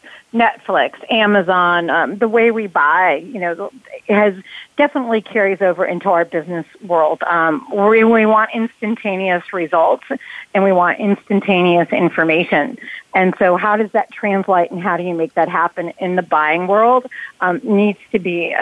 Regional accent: New York, United States; now in Atlanta, United States; Growing up in New York

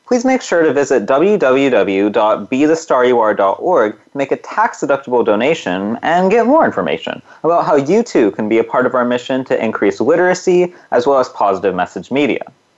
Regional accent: Punjab, India; So I come from Punjab, and so our most famous type of dance is called Bhangra.

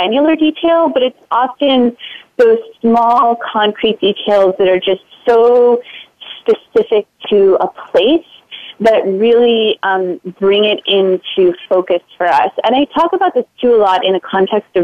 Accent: Florida, United States; moved away as an adult; now in Boston, United States; I grew up in Florida, and I went to graduate school in Boston and recently moved back to the Boston area

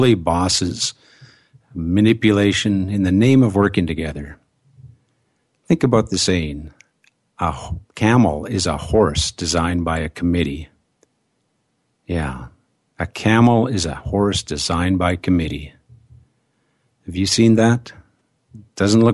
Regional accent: Canada; I am a Canadian

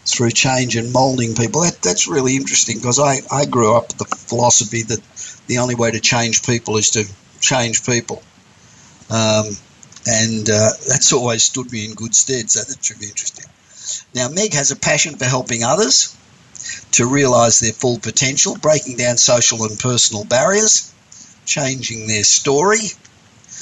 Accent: Australia; moved away as an adult; I grew up in Australia, and I grew up in the city

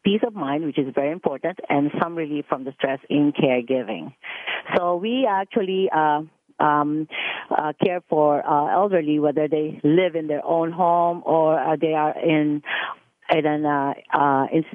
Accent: Philippines; moved away as an adult; also born or lived in Dubai / Frankfurt, Germany; now in Mississauga, Canada; I come from the Philippines

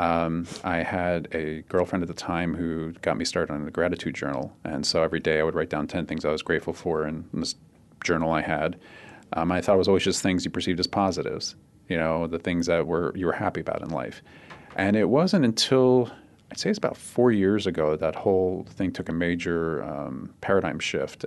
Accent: Cherry Hill, New Jersey, United States; moved away as an adult; also born or lived in Philadelphia, Pennsylvania; now in Arizona, United States; I grew up in southern New Jersey. Um, most of my time back there in a, in a s, a small town called Cherry Hill, which is across the river from Philly.

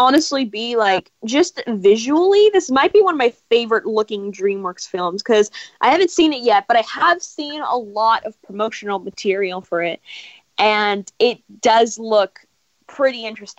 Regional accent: Los Angeles, California, United States

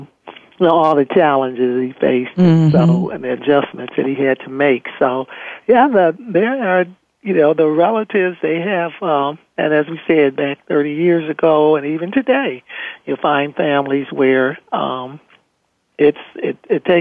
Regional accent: Michigan, United States; moved away; also born or lived in Ohio; I was originally from Michigan, but I moved to Ohio

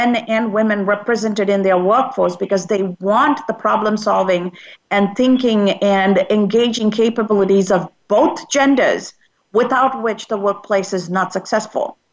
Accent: United States; as an American living and working in America

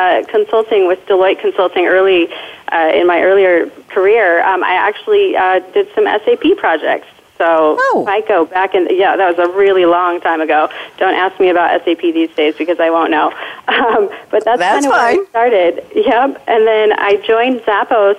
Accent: Denver, Colorado, United States; now in Las Vegas, United States; this is my hometown in Denver, Colorado

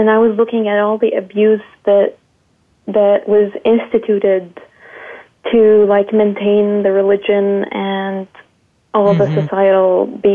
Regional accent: Jordan; I'm from Jordan, which is in the Middle East

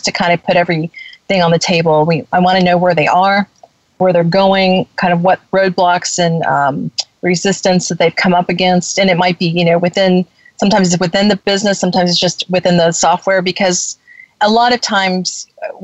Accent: Florida, United States; I'm from Florida

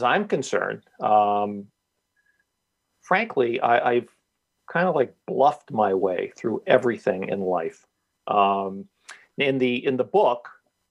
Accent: Stamford, Connecticut, United States; my hometown paper, the Stanford Advocate

